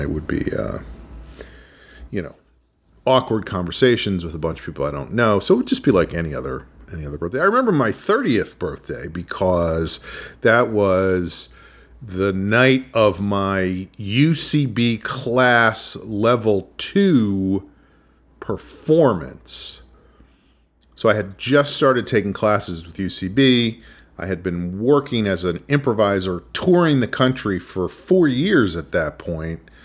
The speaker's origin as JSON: {"language": "English", "town": "New Rochelle", "region": "New York", "country": "United States", "tie": "born or raised there", "said": "I went to summer school at Iona College in my hometown of New Rochelle"}